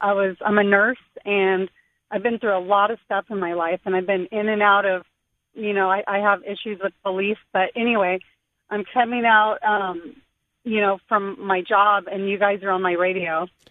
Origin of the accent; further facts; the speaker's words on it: Riverside, California, United States; I'm from Riverside.